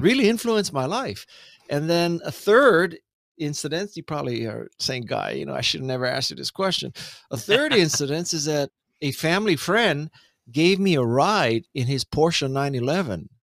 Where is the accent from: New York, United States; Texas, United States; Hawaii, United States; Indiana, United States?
Hawaii, United States; Honolulu; moved away as an adult; I am from Honolulu, Hawaii, come from a lower middle class family in a lower middle class place